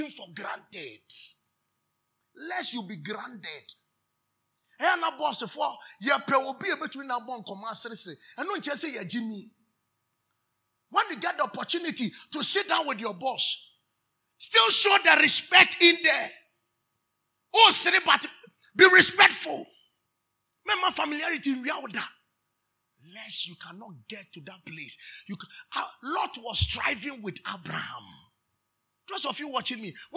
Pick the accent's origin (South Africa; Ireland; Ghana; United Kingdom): Ghana; Nzema, Western Region; I'm from Nzema